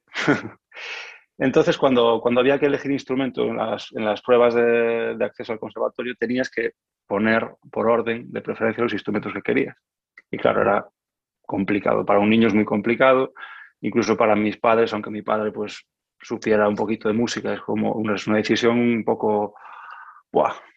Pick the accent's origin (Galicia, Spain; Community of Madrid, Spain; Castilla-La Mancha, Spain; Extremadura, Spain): Galicia, Spain; Lugo; moved away as an adult; also born or lived in A Coruña / Porto, Portugal; now in France; yo vengo de Galicia, nací en Coruña, pero cuando, cuando empecé el conservatorio, eh, vivía en, Lugo